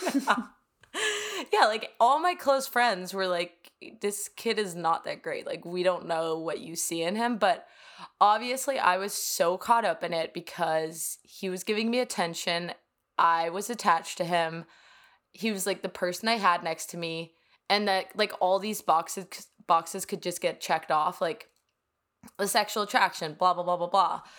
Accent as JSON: {"language": "English", "town": "Copenhagen", "region": "Capital Region of Denmark", "country": "Denmark", "also_born_or_lived": "New York", "second_language": "English", "moved": "yes", "lives_now": "Miami, United States", "said": "I am straight up from Copenhagen, Denmark"}